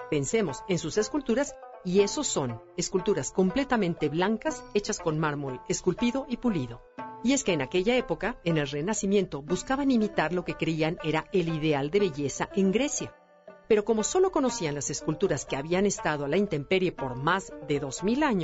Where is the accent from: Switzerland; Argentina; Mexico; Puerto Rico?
Mexico